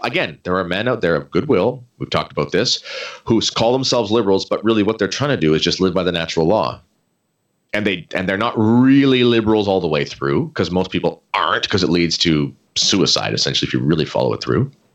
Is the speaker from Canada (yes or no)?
yes; Canada